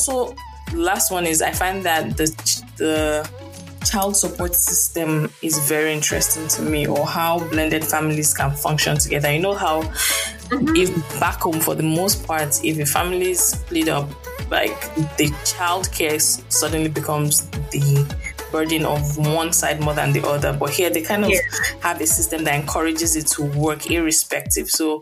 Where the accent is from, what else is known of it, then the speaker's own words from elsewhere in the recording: Nigeria; moved away; as a Nigerian here